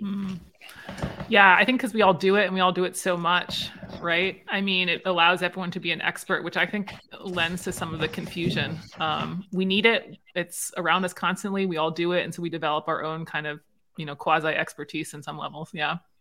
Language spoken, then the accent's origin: English; Maryland, United States; I'm from Maryland